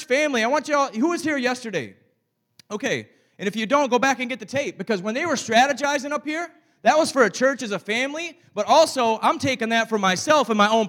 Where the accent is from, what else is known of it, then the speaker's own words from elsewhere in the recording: Saginaw, Michigan, United States; I told you I was from Saginaw, Michigan